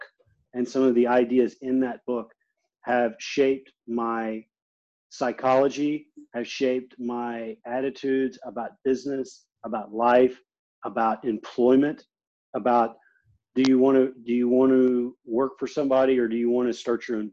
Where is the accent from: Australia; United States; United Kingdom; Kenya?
United States; Beaumont, Texas; it's a town called Beaumont. And I grew up there